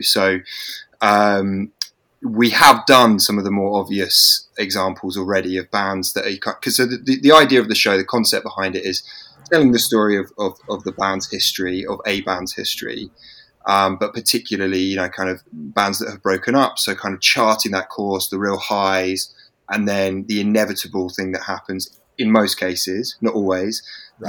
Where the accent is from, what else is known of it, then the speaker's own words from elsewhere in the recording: England, United Kingdom; being English